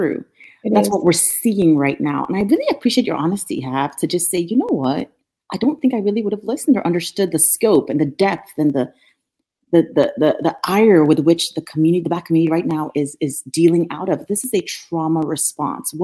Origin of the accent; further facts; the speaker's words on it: Nigeria; moved away as an adult; also born or lived in Norfolk, Virginia; now in United States; Growing up in Nigeria, I grew up with a lot of resources.